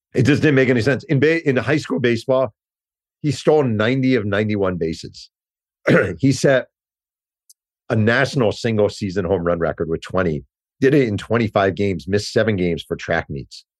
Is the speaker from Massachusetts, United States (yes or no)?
no; Mahopac, New York, United States; I grew up in Mayopack, New York